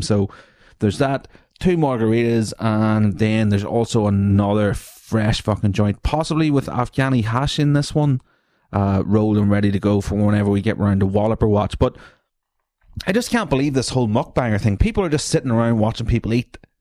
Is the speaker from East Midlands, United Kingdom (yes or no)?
no; Newry, Northern Ireland, United Kingdom; I'm from Newry